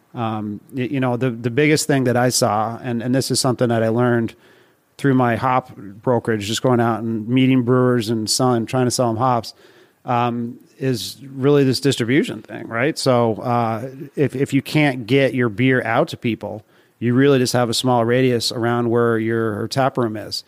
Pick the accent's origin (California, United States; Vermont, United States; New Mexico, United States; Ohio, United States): Vermont, United States; also born or lived in Boston; now in New York, United States; I'm originally from Vermont